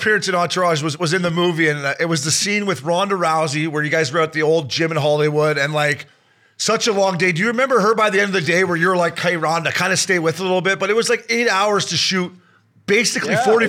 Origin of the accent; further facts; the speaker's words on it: Canada; the golf course where I grew up in Canada